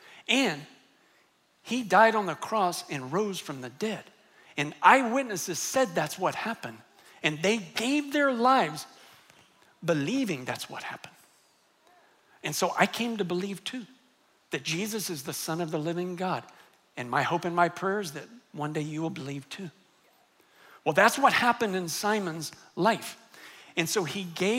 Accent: United States; I happened to grow up in the United States and my parents were Christians

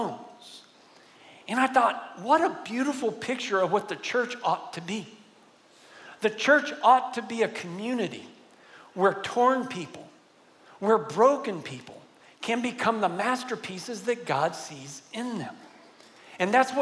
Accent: San Antonio, Texas, United States; also born or lived in Virginia; I grew up here in San Antonio

